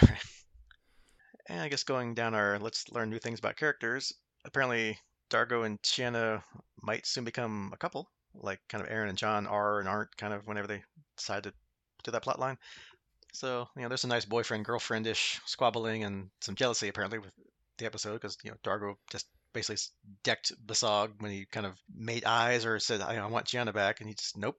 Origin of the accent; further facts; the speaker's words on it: United States; being American